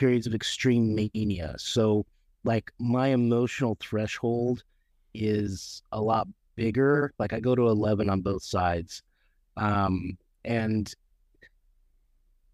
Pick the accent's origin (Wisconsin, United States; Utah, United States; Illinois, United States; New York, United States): Utah, United States; moved away as an adult; now in Oregon, United States; I actually was born in Utah, and I grew up there for the first 28 years of my life